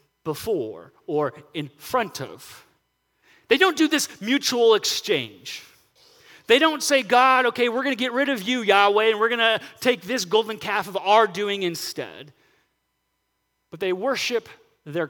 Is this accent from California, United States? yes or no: yes; Southern California, United States; I grew up in Southern California